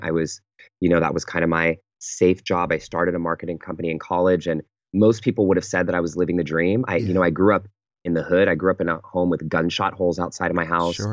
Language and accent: English; Pittsburg, California, United States; moved away; I fly home to the Bay Area to my hometown um, called Pittsburgh, California